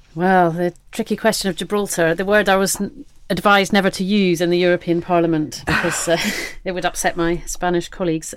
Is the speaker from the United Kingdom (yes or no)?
yes; the Southwest, South West England, United Kingdom; I come from the Southwest